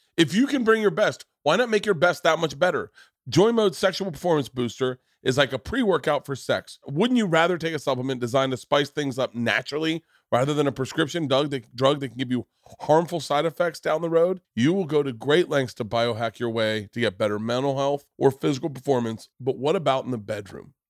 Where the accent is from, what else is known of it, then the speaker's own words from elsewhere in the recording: Florida, United States; moved away; also born or lived in New York; I grew up in Florida